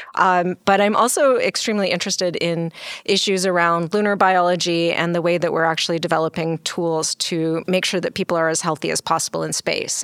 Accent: Canada; now in United States; I'm actually Canadian.

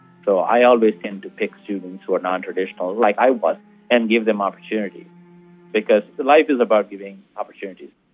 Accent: India; moved away; also born or lived in Tucson, Arizona; being Indian

